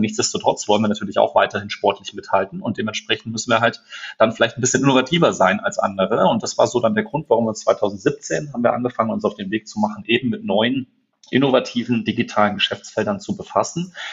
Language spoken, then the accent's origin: German; Frankfurt, Hesse, Germany; also born or lived in Munich; als gebürtiger Frankfurter für meinen Lieblingsfußballverein